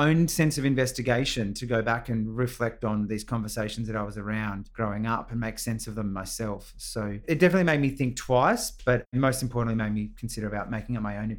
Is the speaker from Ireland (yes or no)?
no; Melbourne, Victoria, Australia; Yeah, so I grew up in East Bentley in Melbourne. I am the youngest of eight children, and the most direct military influence to me was my dad, who was a Vietnam veteran.